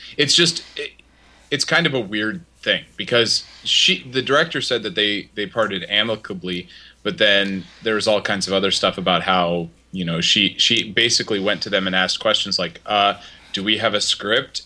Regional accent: Indiana, United States; I'm from Indiana

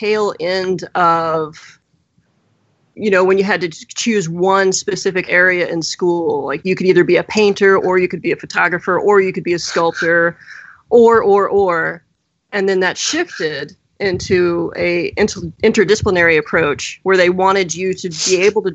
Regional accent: the South, United States; I'm from the South

